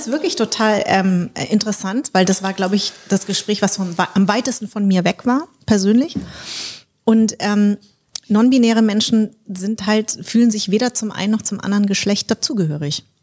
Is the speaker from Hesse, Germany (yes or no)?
yes; Darmstadt, Hesse, Germany; born there; Ich komme aus Darmstadt. Ich bin dort geboren